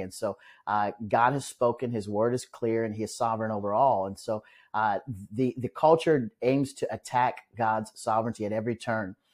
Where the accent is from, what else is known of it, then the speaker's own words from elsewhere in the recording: Omaha, Nebraska, United States; moved away as an adult; now in Douglasville, Georgia, United States; back in Omaha, Nebraska, where I'm from.